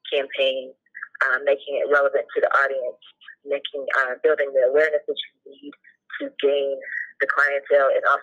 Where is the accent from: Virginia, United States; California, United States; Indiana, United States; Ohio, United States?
Ohio, United States; Cincinnati; I'm from Cincinnati, Ohio